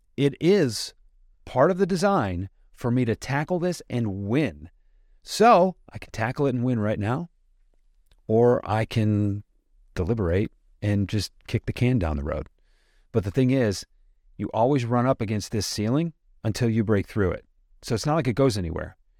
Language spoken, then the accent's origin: English; suburb of Detroit, Michigan, United States; I'm a guy from the Midwest. I grew up in a suburb of Detroit